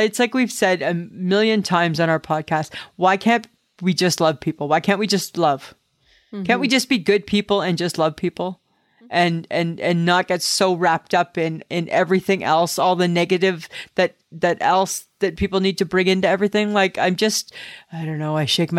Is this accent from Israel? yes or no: no; Canada